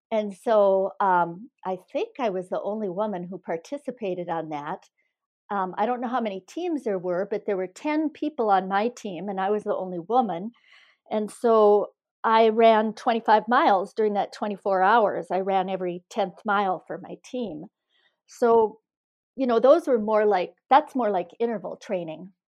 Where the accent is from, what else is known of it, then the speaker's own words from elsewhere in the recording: Iron Range, Minnesota, United States; also born or lived in Missoula, Montana; now in Eden Prairie, United States; Growing up in the Iron Range, I spent all my, most of my free time outside